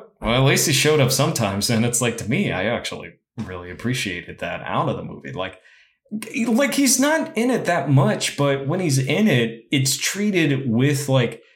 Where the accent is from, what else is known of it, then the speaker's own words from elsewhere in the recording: San Antonio, Texas, United States; I grew up in San Antonio